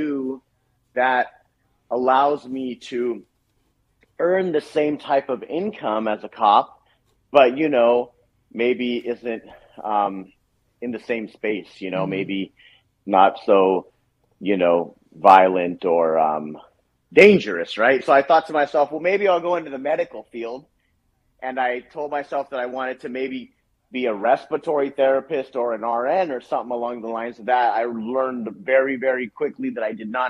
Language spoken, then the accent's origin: English; Orange County, California, United States; I'm from Orange County, California.